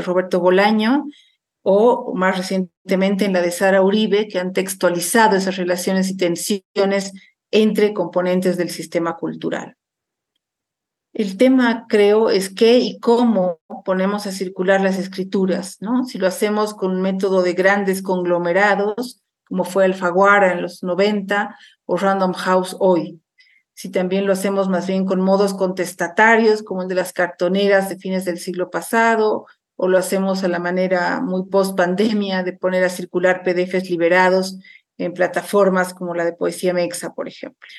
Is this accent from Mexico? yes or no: no; Bolivia; países como el mío, Bolivia